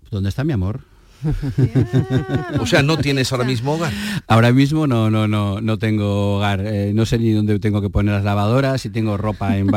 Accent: Basque Country, Spain; Evidentemente soy un vasco, hijo de zamoranos, que he vivido en toda España

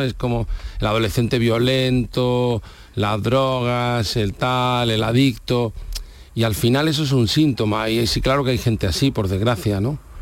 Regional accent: Almería, Andalusia, Spain; Mi tierra es, esta. Y eh, soy de Almería

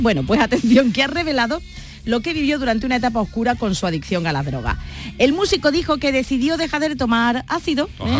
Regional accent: Cádiz, Andalusia, Spain; somos aquí mayoría gaditano

